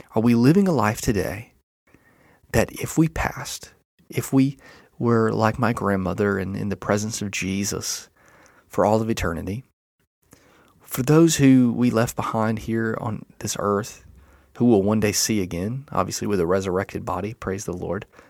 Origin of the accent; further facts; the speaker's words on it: Enterprise, Alabama, United States; moved away; my hometown, uh, Enterprise, Alabama